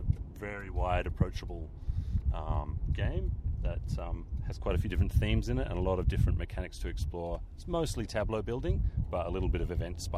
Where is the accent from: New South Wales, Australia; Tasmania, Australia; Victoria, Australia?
New South Wales, Australia; Sydney; from Sydney